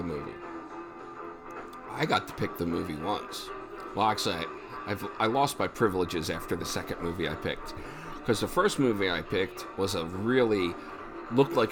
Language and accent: English; Pennsylvania, United States; we're all from Pennsylvania at some level